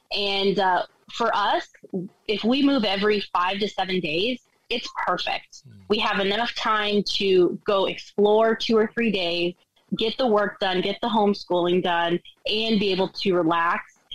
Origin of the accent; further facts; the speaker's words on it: Colorado, United States; moved away as an adult; Steve and I were both born and raised in Colorado